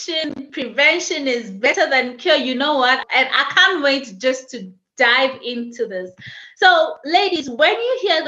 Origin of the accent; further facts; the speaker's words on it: South Africa; now in Zambia; I am in Zambia. I am from South Africa